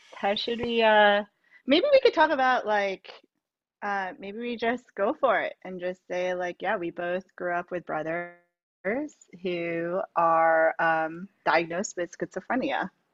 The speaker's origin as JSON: {"language": "English", "region": "New York", "country": "United States", "tie": "born or raised there", "moved": "yes", "lives_now": "San Francisco, United States", "said": "I was born and raised in New York."}